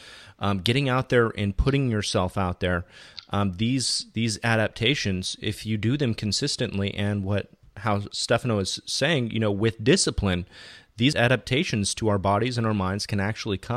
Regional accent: Fountain Valley, California, United States; I'm from Southern California, specifically Fountain Valley, which is adjacent to Huntington Beach

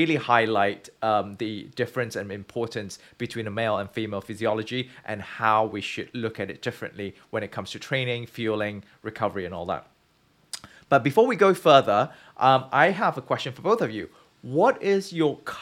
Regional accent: Malaysia; moved away as an adult; also born or lived in United Kingdom; growing up in Southeast Asia, in Malaysia

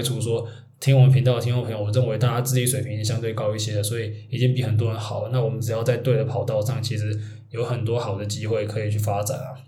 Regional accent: Taiwan; 我们毕竟我们是台湾人

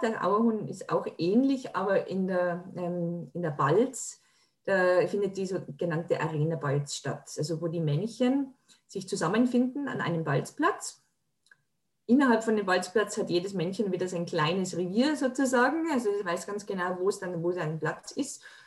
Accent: Tyrol, Austria; bei uns in Tirol

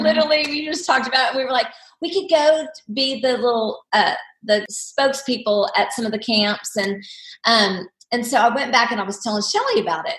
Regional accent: Oklahoma, United States; I grew up in Oklahoma

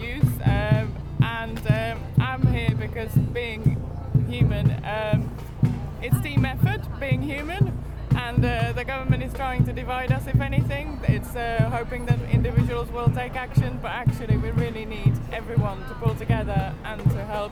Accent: Weston-super-Mare, South West England, United Kingdom; also born or lived in Australia; I lived in Australia for a while, but I am from Western Supermare

